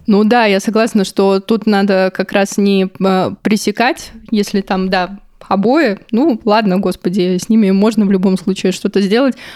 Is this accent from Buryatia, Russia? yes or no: yes; Buryatia, Russia; я из Бурятии, у нас там рядом Монголия